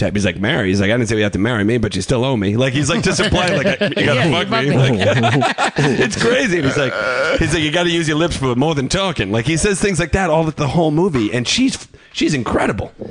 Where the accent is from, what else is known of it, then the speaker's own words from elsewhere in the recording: Long Island, New York, United States; Long Island